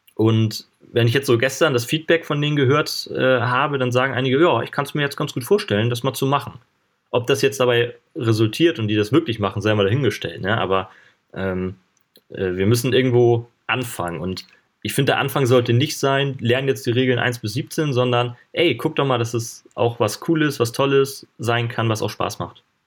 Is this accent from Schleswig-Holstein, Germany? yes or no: yes; Schleswig-Holstein, Germany; ich komme ja hier hoch aus dem Norden, aus Schleswig-Holstein